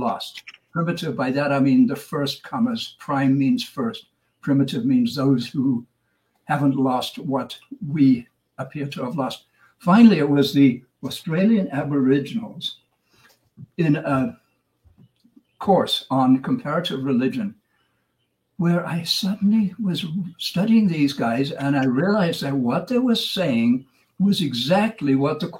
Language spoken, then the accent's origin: English; South Africa; moved away; I was a kid growing up in South Africa